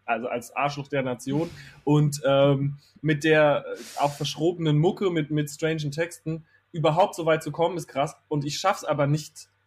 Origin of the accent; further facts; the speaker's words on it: Herxheim bei Landau, Rhineland-Palatinate, Germany; moved away as an adult; also born or lived in Kandel; ich bin in Kandel geboren, weil in Herxheim bei Landau in der Pfalz, wo ich aufgewachsen ah. bin, gibt es kein Krankenhaus